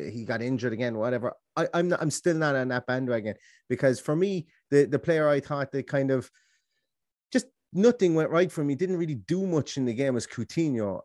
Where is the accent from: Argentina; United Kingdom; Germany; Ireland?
Ireland; I'm Irish